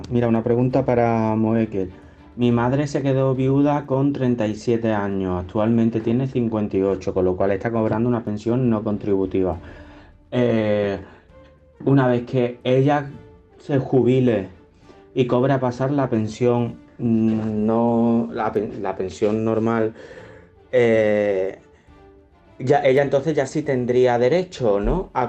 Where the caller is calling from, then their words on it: Málaga, Andalusia, Spain; de Málaga.